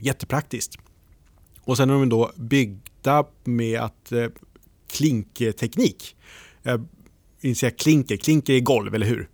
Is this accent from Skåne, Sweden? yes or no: no; Norrtälje, Stockholm County, Sweden; Jag är från Norrtälje